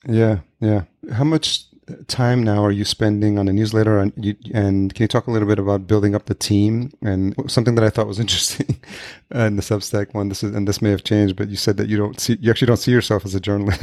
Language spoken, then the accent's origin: English; Yonkers, New York, United States; moved away as an adult; also born or lived in Brooklyn, New York / Los Angeles; now in Minneapolis, United States; I grew up just outside New York City, Yonkers, New York.